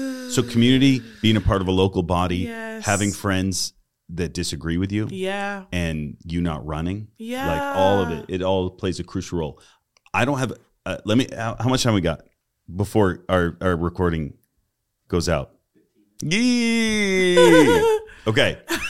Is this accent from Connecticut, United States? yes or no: no; Massachusetts, United States; I grew up in Massachusetts.